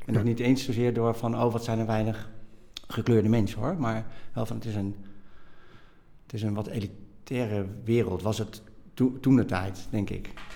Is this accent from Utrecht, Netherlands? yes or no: no; Nijmegen, Gelderland, Netherlands; also born or lived in Bogotá, Colombia; En ik ben opgegroeid in Nijmegen. En ik ben geboren in Bogota, in Colombia. Dus ik ben geadopteerd.